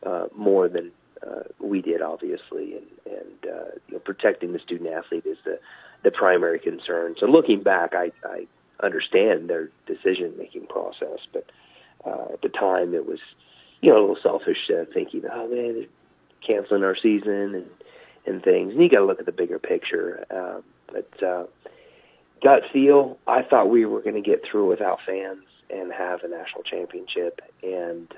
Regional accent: Topeka, Kansas, United States; moved away as an adult; now in Maryville, Missouri, United States; I'm a Midwest guy. You know, I grew up just outside of Topeka, Kansas

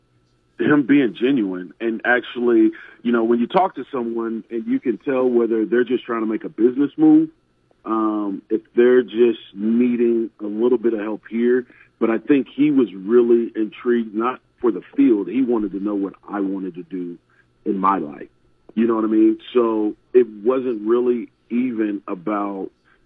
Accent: Iowa, United States; I was born and raised in Iowa

